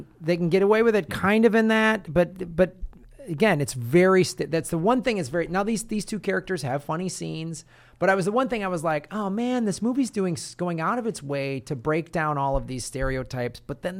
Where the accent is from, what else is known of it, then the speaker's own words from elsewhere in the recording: Evanston, Illinois, United States; I grew up in the North Shore. I went to high school in Evanston, and so those movies resonated a lot with me because I was living in that environment at the time.